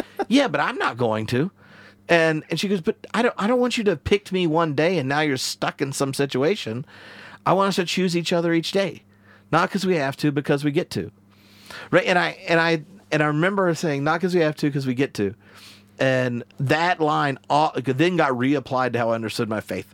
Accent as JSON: {"language": "English", "region": "the South", "country": "United States", "tie": "born or raised there", "moved": "as an adult", "lives_now": "Edinburgh, United Kingdom", "said": "I grew up in the South"}